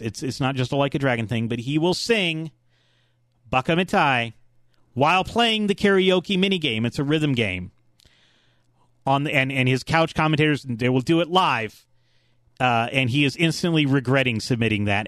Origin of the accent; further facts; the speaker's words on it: Atlanta, Georgia, United States; I'm from Atlanta